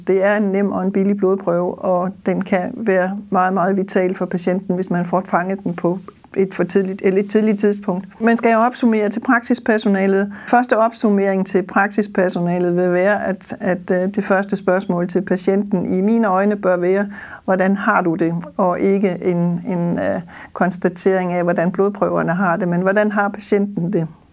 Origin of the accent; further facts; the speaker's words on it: Funen, Southern Denmark, Denmark; accent: Funen dialect (Fynbo); som man sikkert også vil kunne høre på dialekten, så er jeg Fynbo og bor på Vestfyn